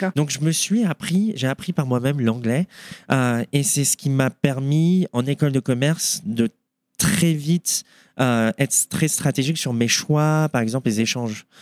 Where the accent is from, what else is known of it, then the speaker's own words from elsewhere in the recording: Boulogne-Billancourt, Île-de-France, France; moved away as an adult; now in Denver, United States; je suis originaire de Paris, mhm. plus précisément 92, Boulogne, mhm. Sèvres